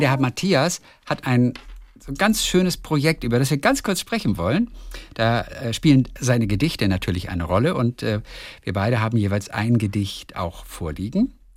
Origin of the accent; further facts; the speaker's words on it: Lübeck, Schleswig-Holstein, Germany; Ist ja auch meine Heimatstadt